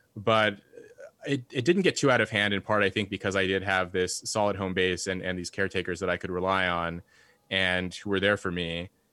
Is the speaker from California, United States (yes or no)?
yes; Red Bluff, California, United States; born or raised there; moved away as an adult; also born or lived in Los Angeles, California; now in Cambridge